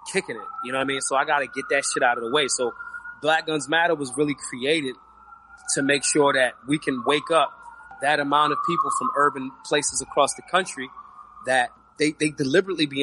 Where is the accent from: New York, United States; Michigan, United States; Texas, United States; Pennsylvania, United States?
Pennsylvania, United States; Philadelphia; Philly, my hometown.